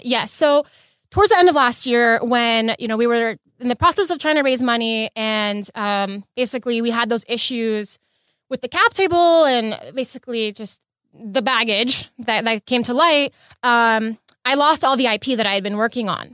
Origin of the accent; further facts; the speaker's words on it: Los Angeles, California, United States; also born or lived in Bay Area; I was born and raised in L A, um, born and raised in the West Side